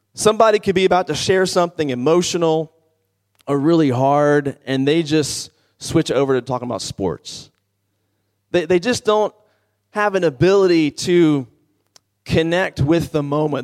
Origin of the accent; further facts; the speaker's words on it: Washington, District of Columbia, United States; I'm from the Washington, D C area